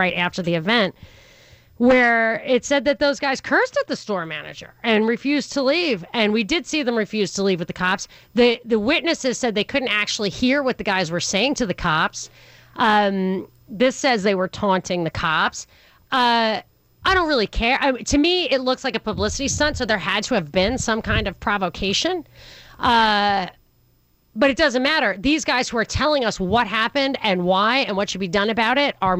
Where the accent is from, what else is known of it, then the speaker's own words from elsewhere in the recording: New York City, New York, United States; I grew up in New York City